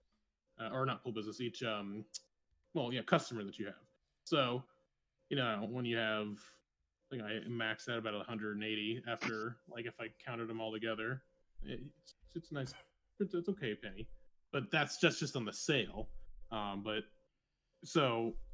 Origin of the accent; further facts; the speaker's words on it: California, United States; now in Las Vegas, United States; I'm from California, but lived and have the business in Las Vegas